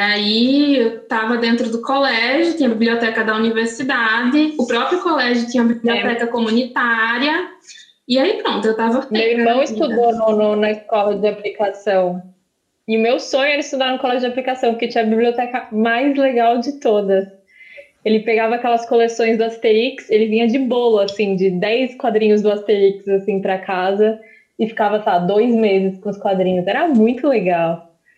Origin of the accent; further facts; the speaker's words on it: Nossa Senhora de Lourdes, Sergipe, Brazil; now in Aracaju, Brazil; Eu nasci aqui, mas eu cresci numa cidadezinha do sertão de Sergipe, chamada Nossa Senhora de Lourdes